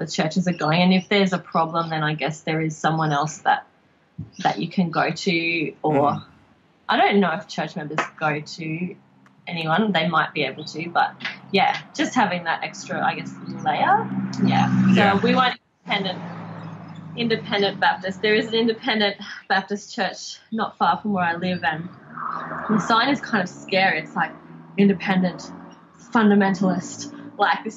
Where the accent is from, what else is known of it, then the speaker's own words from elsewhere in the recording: Logan, Queensland, Australia; I grew up in Logan